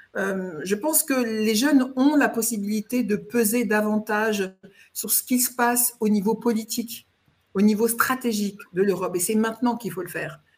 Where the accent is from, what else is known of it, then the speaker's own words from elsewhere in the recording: France; je suis française, euh, mais pour dire les choses, ma famille est d'origine alsacienne